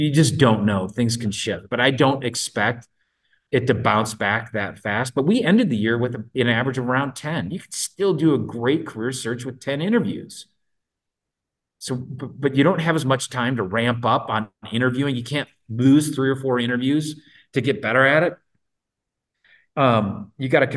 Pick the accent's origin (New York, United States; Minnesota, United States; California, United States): Minnesota, United States; I'm from Minnesota